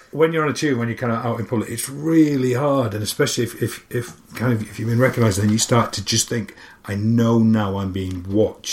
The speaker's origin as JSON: {"language": "English", "town": "Barnsley", "region": "Yorkshire and the Humber", "country": "United Kingdom", "tie": "born or raised there", "also_born_or_lived": "London", "moved": "yes", "said": "I was a kid from Barnsley, middle of nowhere."}